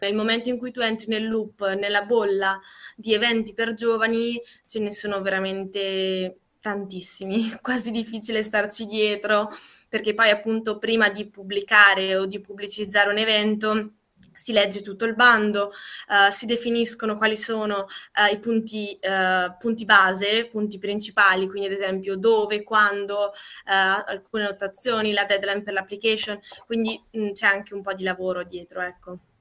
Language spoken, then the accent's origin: Italian; Trentino-Alto Adige, Italy; moved away as an adult; now in Milan, Italy; sono trentina, però adesso sto vivendo a Milano